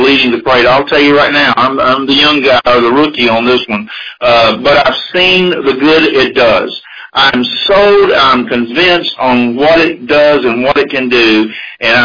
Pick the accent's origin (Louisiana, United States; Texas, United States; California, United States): Louisiana, United States; Cajun; also born or lived in Bullitt County, Kentucky; now in Kentucky, United States; I'm a Cajun-born Kentucky boy now, 34 years.